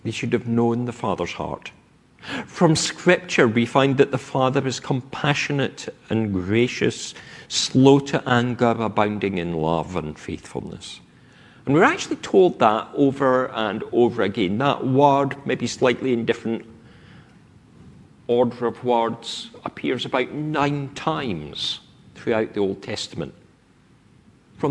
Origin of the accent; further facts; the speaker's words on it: Scotland, United Kingdom; now in England, United Kingdom; I speak with my accent because of where I grew up. That I have lived south of the Scottish border for more than half my life has not completely taken away this voice